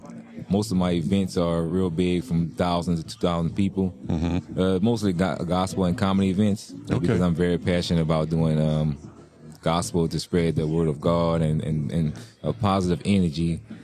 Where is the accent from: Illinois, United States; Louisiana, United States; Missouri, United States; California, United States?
Louisiana, United States; Lafayette; I'm from Lafayette, Louisiana.